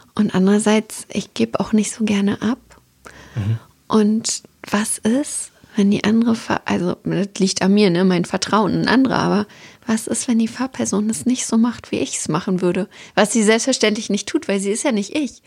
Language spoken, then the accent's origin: German; Templin, Brandenburg, Germany; now in Hamburg, Germany; in meiner Heimatstadt Templin